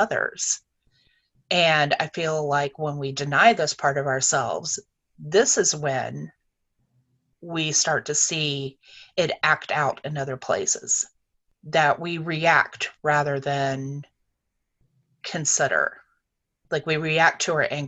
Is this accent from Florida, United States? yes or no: no; North Carolina, United States; I grew up in North Carolina